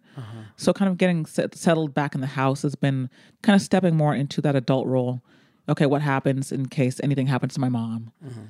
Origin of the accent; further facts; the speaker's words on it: United States; unless we have an extended conversation, you're not going to know that I'm American.